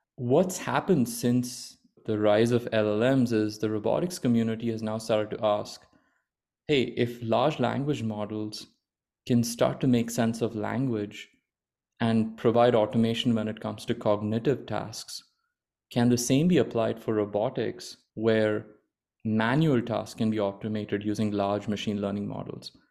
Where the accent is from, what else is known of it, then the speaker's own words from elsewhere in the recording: Mumbai, Maharashtra, India; moved away as an adult; also born or lived in Stanford, California / Washington, D.C. / Virginia; I grew up in India. without, uh, in, in Bombay